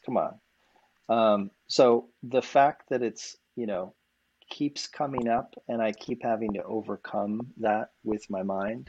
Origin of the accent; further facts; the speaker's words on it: Boulder, Colorado, United States; So I grew up in Boulder, Colorado